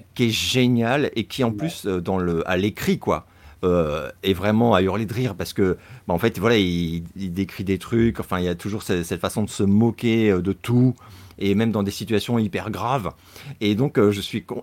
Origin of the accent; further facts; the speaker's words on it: France; en tant que Français